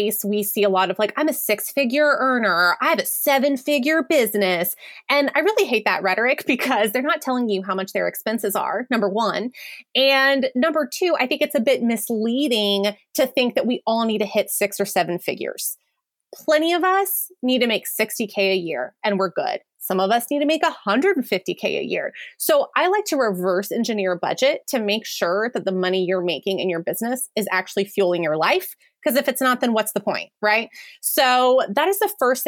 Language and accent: English; New Orleans, Louisiana, United States; my hometown of New Orleans